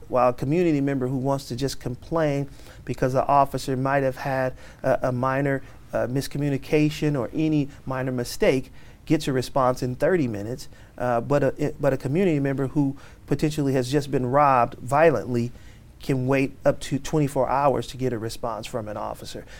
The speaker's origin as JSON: {"language": "English", "town": "Oakland", "region": "California", "country": "United States", "tie": "born or raised there", "said": "born and raised in Oakland"}